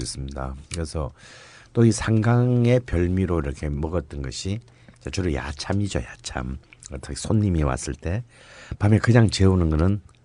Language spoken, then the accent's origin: Korean; Gyeongsang, South Korea; born or raised there; now in Seoul, South Korea